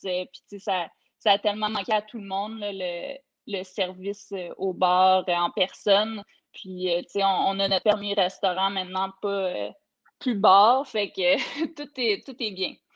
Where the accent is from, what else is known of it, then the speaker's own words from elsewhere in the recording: Coaticook, Quebec, Canada; j'ai grandi là, à Quaticook